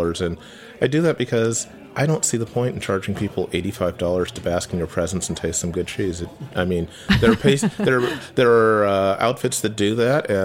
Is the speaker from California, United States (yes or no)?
no; Chicago, Illinois, United States; Originally, I'm from the south side of Chicago. I was born, my parents lived in Lake Meadows when I was born, and I grew up in Hyde Park, Kenwood